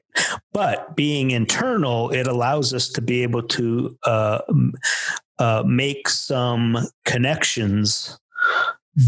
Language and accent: English; Pennsylvania, United States; moved away; also born or lived in Chicago / Texas; I was really from Pennsylvania